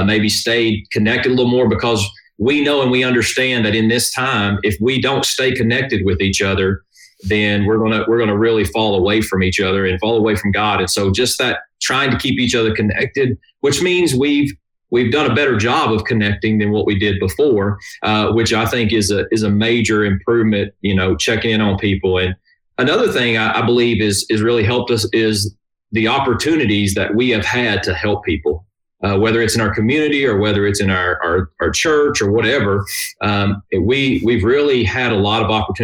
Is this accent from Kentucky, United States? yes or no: yes; Kentucky, United States; moved away as an adult; now in Nashville, United States; I am originally from Kentucky, was born and raised there